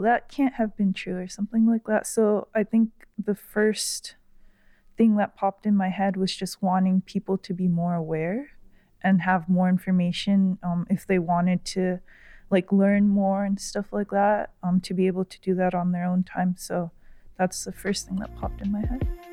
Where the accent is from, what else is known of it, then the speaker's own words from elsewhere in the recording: Florida, United States; I grew up in Florida, so, uh, I used to go to the Sawgrass Mall with my mom and my sister a lot.